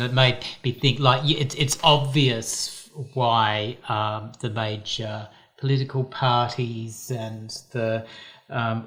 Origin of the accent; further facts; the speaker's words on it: Perth, Western Australia, Australia; now in Tasmania, Australia; I was born in Perth